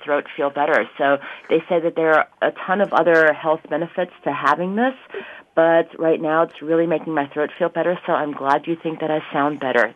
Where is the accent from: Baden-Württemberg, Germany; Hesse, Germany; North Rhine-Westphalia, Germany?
Baden-Württemberg, Germany; Ulm; now in Mountain View, United States; Einstein is from my hometown